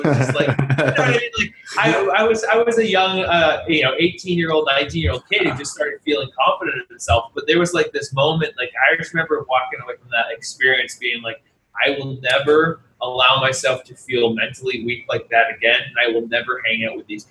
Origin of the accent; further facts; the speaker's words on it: New Hampshire, United States; moved away as an adult; now in Los Angeles, United States; I grew up in New Hampshire